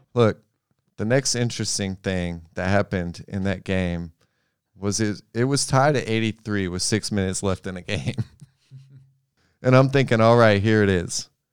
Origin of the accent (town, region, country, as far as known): Memphis, Tennessee, United States